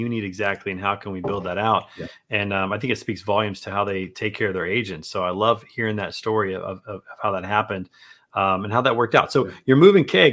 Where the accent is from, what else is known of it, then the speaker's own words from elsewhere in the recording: Missouri, United States; I'm a Missouri guy.